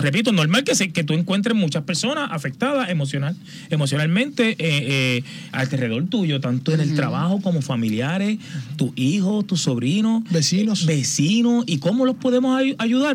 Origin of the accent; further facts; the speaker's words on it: Aguas Buenas, Puerto Rico; en mi pueblo, en Aguas Buenas